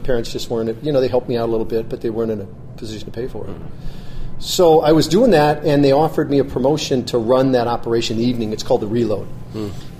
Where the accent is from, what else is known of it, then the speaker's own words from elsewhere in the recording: Michigan, United States; I grew up in Michigan, middle-class family.